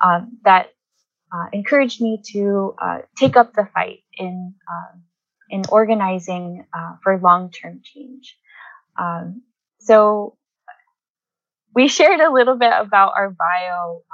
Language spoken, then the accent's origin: English; Philippines; now in United States; We seek to connect our current conditions as Filipino women in the U.S. to that of our motherland